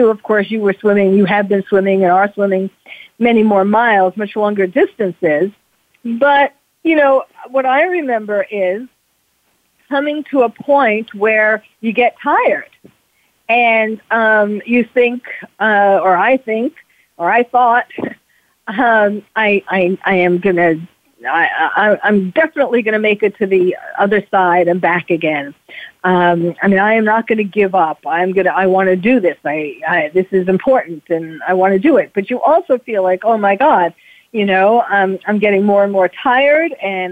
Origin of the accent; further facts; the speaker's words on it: New York City, New York, United States; now in California, United States; New York City, which is where I was born and raised in New York City